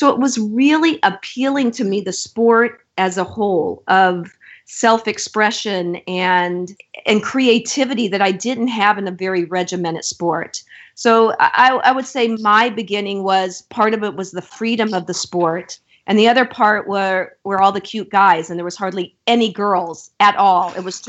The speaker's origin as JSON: {"language": "English", "region": "Florida", "country": "United States", "said": "And I came from Florida on a swimming scholarship."}